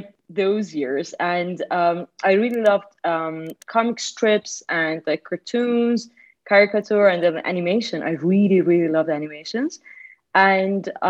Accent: Iran; moved away as an adult; now in Italy; I was born in Iran. Mm. 35 years ago. And for like 23 years, I was there

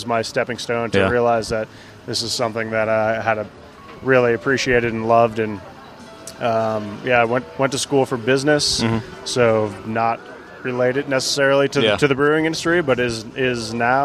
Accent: Vermont, United States; now in Boulder, United States; I grew up in Vermont

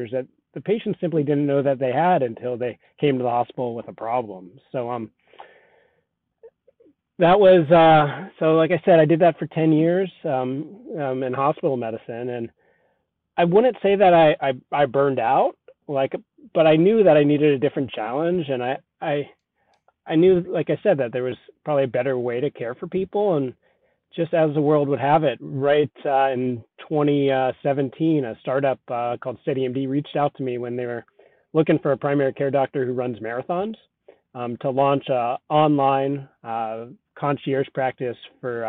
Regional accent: Southern California, United States; also born or lived in Colorado; I grew up in Southern California, but ended up out in Colorado for undergrad

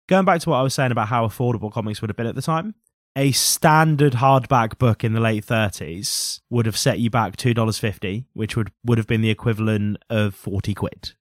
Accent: Norfolk, East of England, United Kingdom; we're from Norfolk

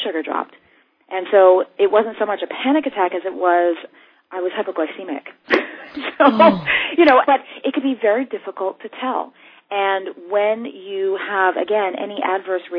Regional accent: New York City, New York, United States; I grew up here in New York City

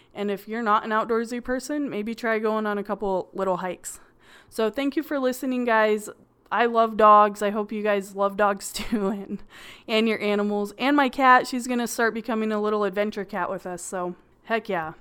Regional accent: California, United States; I'm from California and there's a lot of beaches

